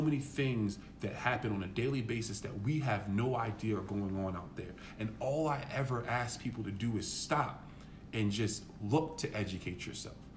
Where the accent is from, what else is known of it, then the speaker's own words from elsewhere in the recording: New York, United States; I'm a kid from New York